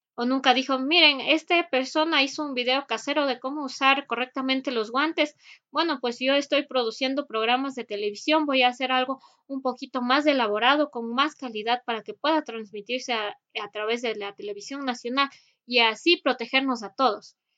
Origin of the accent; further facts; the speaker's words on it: Ecuador; para nosotros como ecuatorianos